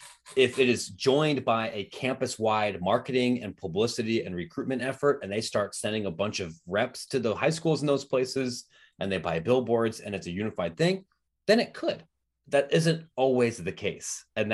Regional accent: Columbus, Ohio, United States; I grew up in Columbus. I went to Ohio State.

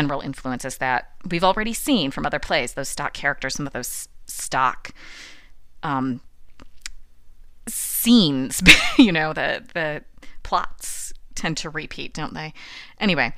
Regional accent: United States; also born or lived in Rome; as an American

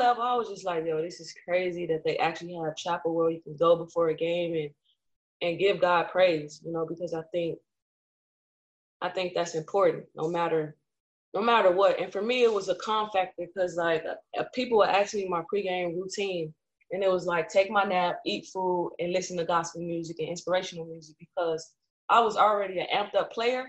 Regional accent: Chicago, Illinois, United States; also born or lived in California; My mom was a housewife, and we moved to Chicago.

